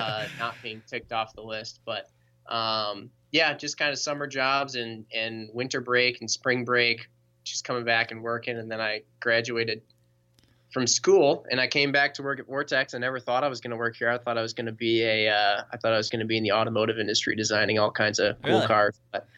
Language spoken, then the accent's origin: English; Middleton, Wisconsin, United States; But I started back when we were in Middleton. I'm from Middleton myself.